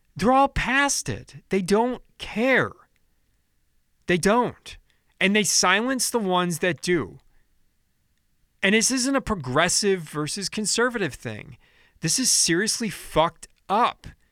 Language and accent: English; Chicago, Illinois, United States; I'm from Chicago